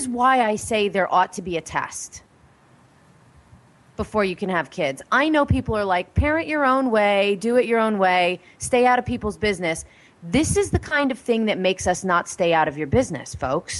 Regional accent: Pennsylvania, United States; I'm from Pennsylvania

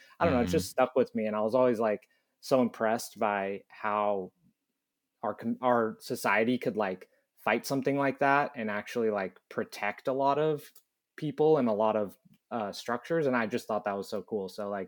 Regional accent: San Diego, California, United States; I think just because of growing up in San Diego

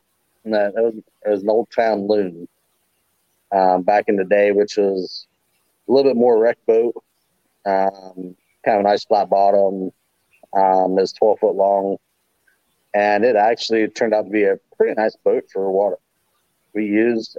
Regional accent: Hocking Hills area, Ohio, United States; We live pretty close to what they call Salt Creek near me, over towards like Lorville, Hocking Hills area.

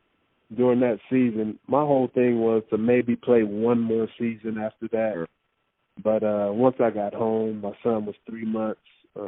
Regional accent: Los Angeles, California, United States; Growing up in Los Angeles, seeing Magic Johnson play for the first time, watching the Lakers in the 80s

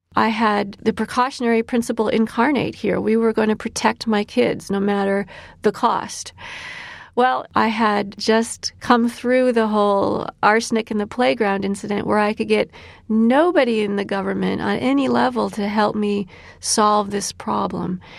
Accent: Illinois, United States; my home state of Illinois

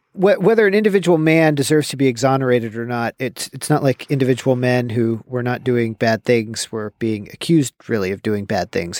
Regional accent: Bay Area, California, United States; growing up in the Bay Area

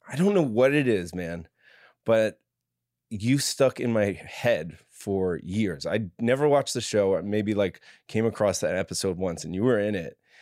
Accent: New York, United States; I come from a big, like, f, uh, Catholic family in New York

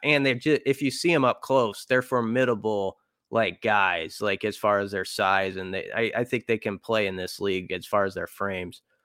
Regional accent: Omaha, Nebraska, United States; I grew up in Omaha.

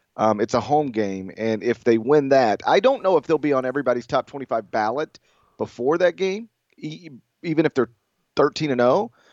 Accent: Mississippi, United States; I'm from Mississippi

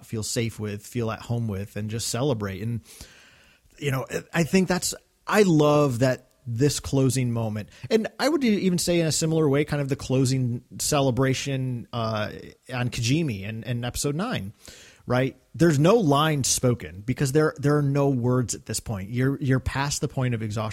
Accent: Northeast, United States; growing up in the Northeast, Christmas is always about a cozy feeling because normally it's a pretty cold time of the year

